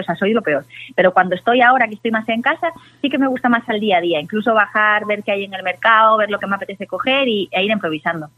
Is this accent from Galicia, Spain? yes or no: yes; Galicia, Spain; como buena gallega